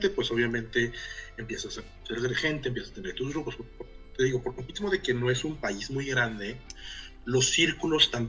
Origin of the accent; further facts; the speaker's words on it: Mexico; moved away as an adult; now in Helsinki, Finland; el tipo de familias en las que crecimos nosotros en, las, en México, O sea, este, yo, yo hago el chiste de que yo me fui de, de ser un, eh, un mexicano clase mediero a ser un pinche inmigrante en el, en el o sea, el equivalente al Valío en, Helsinki